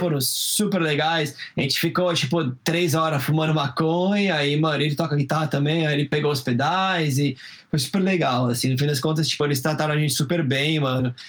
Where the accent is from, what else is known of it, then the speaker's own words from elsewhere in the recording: Brazil; moved away; mesmo morando fora do Brasil, como brasileiro